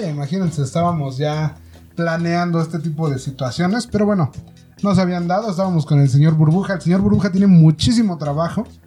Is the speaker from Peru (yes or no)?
no; Mexico; Tenemos que ir opacando ciertas actitudes, ciertos comportamientos como mexicanos